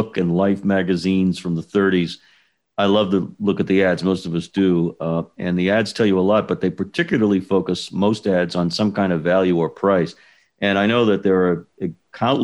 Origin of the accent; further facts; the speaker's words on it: Boston, Massachusetts, United States; being a Bostonian and a real native guy